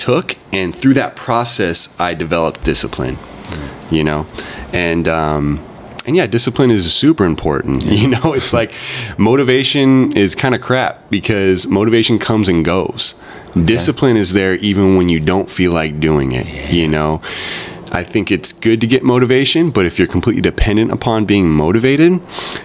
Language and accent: English; Santa Barbara, California, United States; born and raised in Santa Barbara